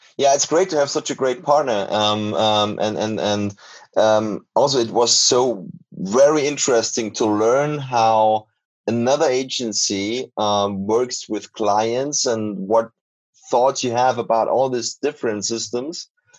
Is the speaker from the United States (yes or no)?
no; Austria; we are from Austria while you're from the US.